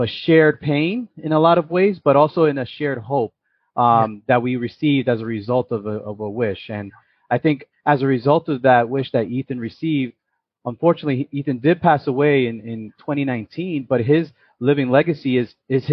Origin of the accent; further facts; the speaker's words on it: New York City, New York, United States; also born or lived in Yonkers; I was born and raised in the Bronx.